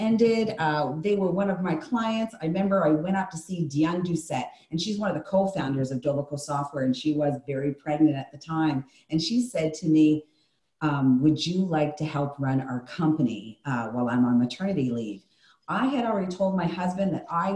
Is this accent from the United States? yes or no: no; the Maritimes, Canada; also born or lived in Calgary, Alberta; Once I got back east, because I grew up in Calgary, Alberta, for my middle school years. But once I came home, I said that I would never leave again. The Maritimes is my blood.